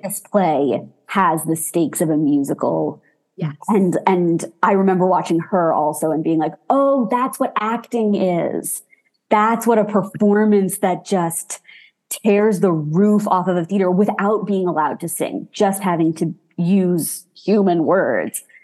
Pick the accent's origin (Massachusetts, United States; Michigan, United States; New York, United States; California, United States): New York, United States; New York City; I grew up in Manhattan, like two subway stops away from Broadway.